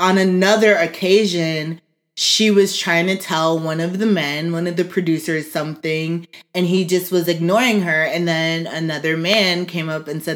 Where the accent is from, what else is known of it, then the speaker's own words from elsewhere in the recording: Atlanta, Georgia, United States; Where I'm from. I was born here.